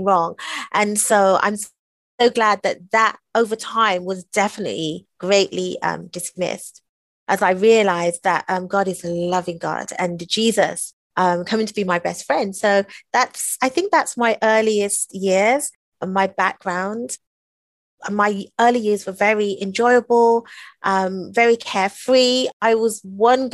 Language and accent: English; England, United Kingdom; we grew up in England in the 70s